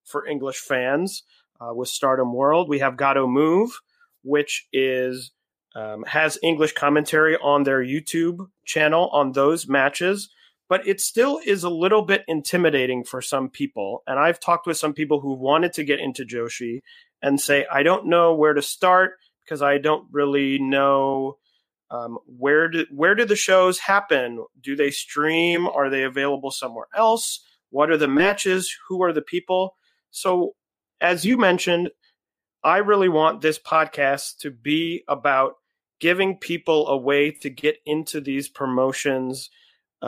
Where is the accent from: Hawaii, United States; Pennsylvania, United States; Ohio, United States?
Ohio, United States; Cleveland; now in New York, United States; I'm originally from Cleveland, Ohio